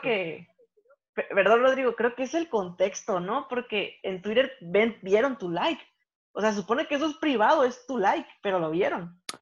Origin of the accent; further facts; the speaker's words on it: Mexico; nosotros como mexicanos